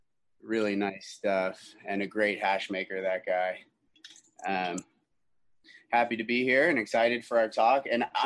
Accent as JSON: {"language": "English", "town": "Jupiter", "region": "Florida", "country": "United States", "tie": "born or raised there", "moved": "yes", "said": "my hometown, Jupiter, Florida."}